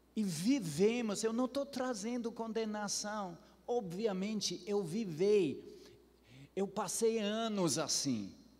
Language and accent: Portuguese; Ceará, Brazil; como boa cearense